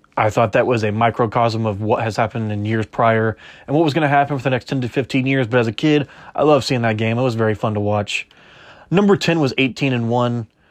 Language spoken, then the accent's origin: English; Kansas, United States; I'm from Kansas.